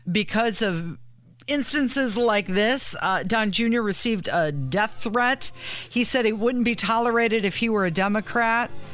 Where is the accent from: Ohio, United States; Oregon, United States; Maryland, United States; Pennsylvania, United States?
Ohio, United States; now in Indiana, United States; growing up in Ohio